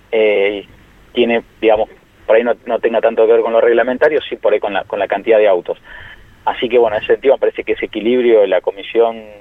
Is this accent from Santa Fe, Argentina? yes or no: no; La Plata, Buenos Aires Province, Argentina; yo soy de La Plata, hice secundario técnico en la Escuela Industrial de La Plata